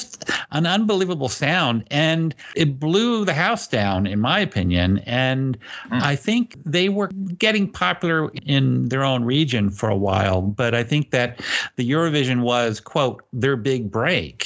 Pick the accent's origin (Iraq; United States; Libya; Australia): United States; as an American